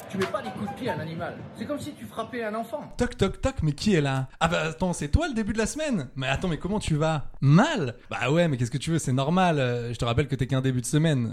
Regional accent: Saint-Étienne, Auvergne-Rhône-Alpes, France; comme on dit chez moi à Saint-Étienne

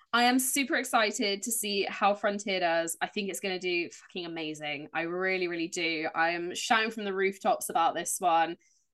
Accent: Dorchester, South West England, United Kingdom; I grew up in Dorchester, which was a very Roman town

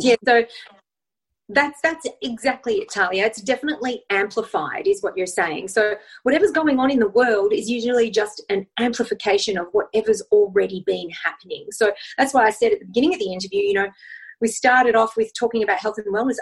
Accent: Australia; I'm from Australia, so I do have a funny accent

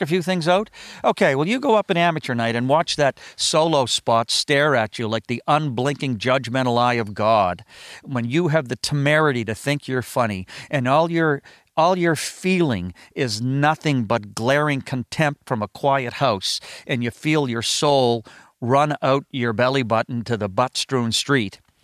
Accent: Halifax, Nova Scotia, Canada; moved away; also born or lived in Los Angeles / Toronto; had a great set of friends growing up in Halifax

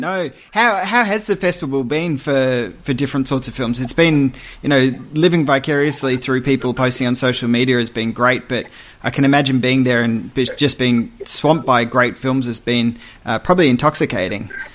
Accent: Australia; as an Australian film fan

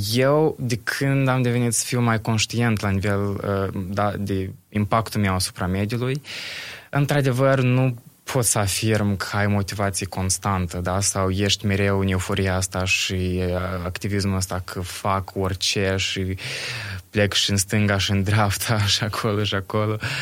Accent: Bălți, Moldova; sunt din Bălți

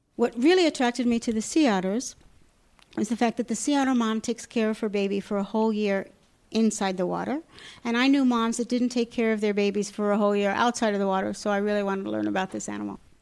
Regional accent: Long Island, New York, United States; moved away as an adult; also born or lived in Alaska; now in Safed, Israel; I grew up in New York. Uh, I grew up in Long Island

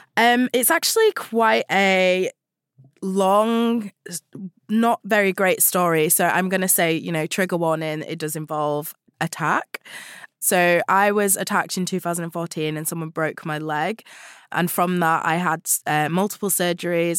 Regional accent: Huddersfield, Yorkshire and the Humber, United Kingdom; I grew up in West Yorkshire in a town called Huddersfield

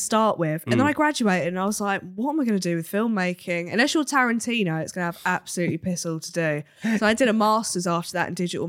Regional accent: Cambridge, East of England, United Kingdom; now in Nottingham, United Kingdom

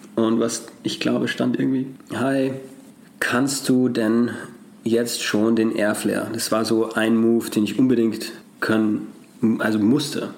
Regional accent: Austria; Als Österreicher

